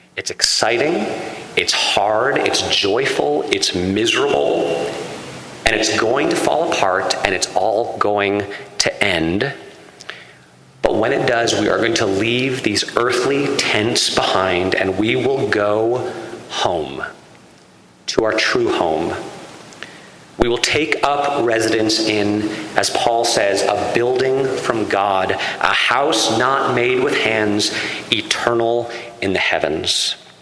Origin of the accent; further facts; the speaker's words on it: Connecticut, United States; I come from Connecticut, which was settled by Puritans